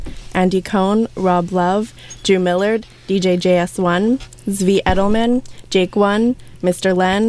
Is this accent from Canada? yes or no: yes; Canada; I'm from Canada